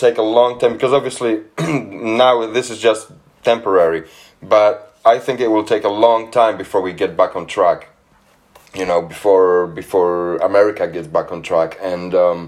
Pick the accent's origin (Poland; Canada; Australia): Poland; now in England, United Kingdom; I'm from Poland originally. I've been living in England for about 10 years now.